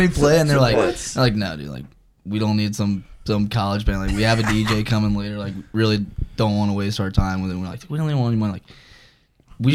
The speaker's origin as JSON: {"language": "English", "town": "Dothan", "region": "Alabama", "country": "United States"}